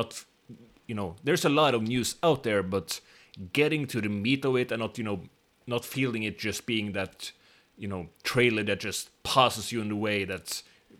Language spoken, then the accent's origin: English; Norway; We're two dudes from Norway